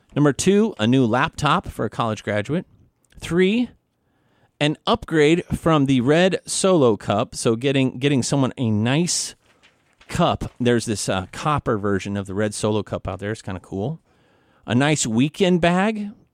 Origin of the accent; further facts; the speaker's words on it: Missouri, United States; I'm from Missouri